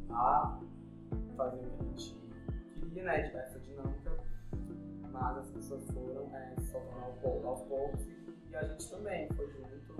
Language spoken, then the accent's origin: Portuguese; Brazil; eu sou de Aracujaba, sou do curso de Humanidades.